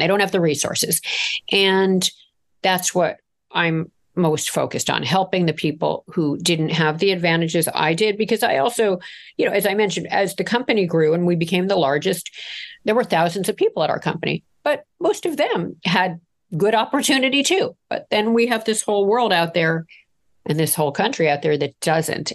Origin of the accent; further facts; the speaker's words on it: Toronto, Ontario, Canada; I grew up in Toronto